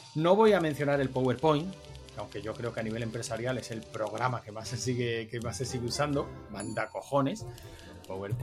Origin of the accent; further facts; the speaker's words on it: Andalusia, Spain; yo soy andaluz